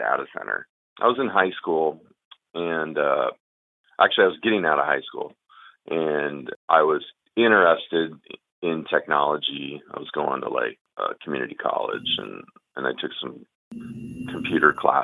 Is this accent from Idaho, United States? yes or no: no; Seattle, Washington, United States; Born and raised in Seattle